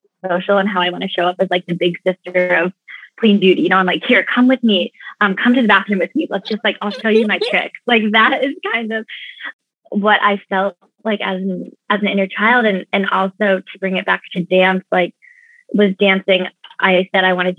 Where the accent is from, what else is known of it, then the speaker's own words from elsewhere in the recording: Oregon, United States; moved away; also born or lived in New York; I grew up in Oregon